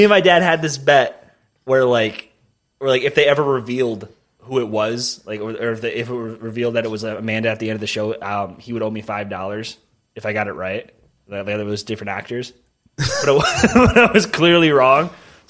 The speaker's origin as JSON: {"language": "English", "country": "Netherlands", "said": "I'm from Holland. Isn't that weird?"}